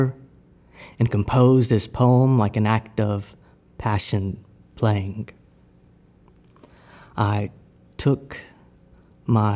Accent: Victoria, Texas, United States; I'm from Victoria, Texas, and I'm a poet.

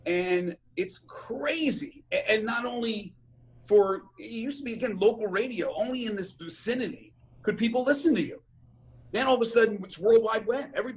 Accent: New Jersey, United States; moved away as an adult; also born or lived in Maryland; now in Memphis, United States; where I grew up in South Jersey

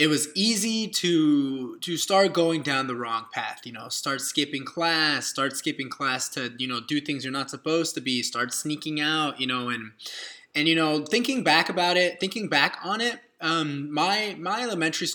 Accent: Dallas, Texas, United States; I'm from a small suburb of Dallas, Texas

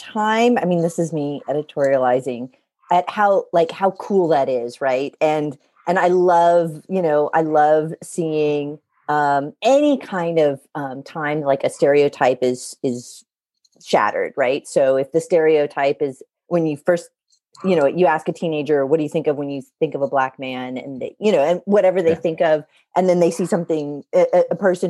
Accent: Covington, Louisiana, United States; also born or lived in California; I was born in Covington, Louisiana. Half my family lives there. I know I don't sound like it, but I grew up half Louisiana, half California.

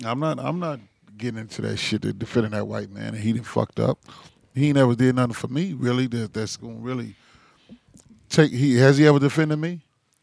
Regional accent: South Carolina, United States; I'm from down south. Yeah. I'm from South Carolina.

